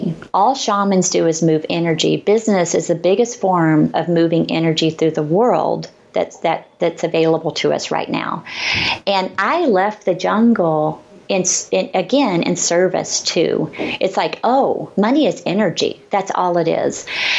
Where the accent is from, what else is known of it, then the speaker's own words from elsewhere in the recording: the South, United States; It's like I grew up in the South and I love that.